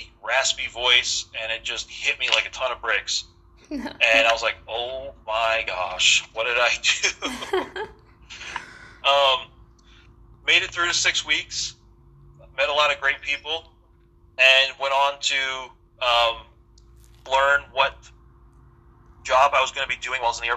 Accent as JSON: {"language": "English", "region": "New York", "country": "United States", "also_born_or_lived": "California / Italy", "moved": "as an adult", "said": "I'm originally from New York"}